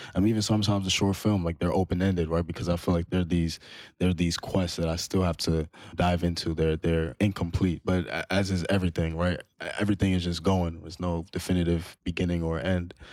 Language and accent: English; New York, United States; growing up as a Muslim, as a, as a Malian, but also growing up in Harlem.